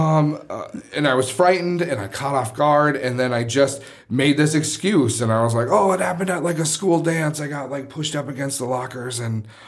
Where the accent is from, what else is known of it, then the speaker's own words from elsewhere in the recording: Midwest, United States; As a Midwesterner